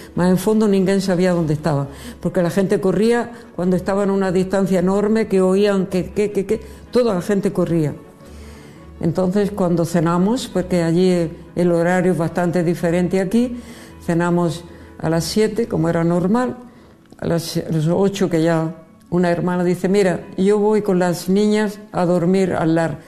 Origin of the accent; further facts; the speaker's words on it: Region of Murcia, Spain; also born or lived in Madrid / Egypt; now in Mozambique; Yo soy murciana